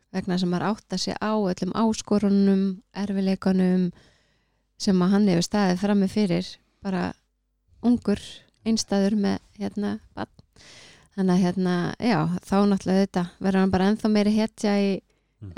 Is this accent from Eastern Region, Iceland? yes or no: no; Keflavík, Southern Peninsula, Iceland; ég er bara úr Keflavík